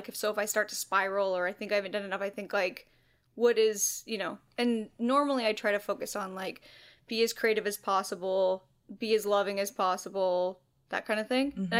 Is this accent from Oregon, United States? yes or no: yes; Astoria, Oregon, United States; Astoria, Oregon or near there.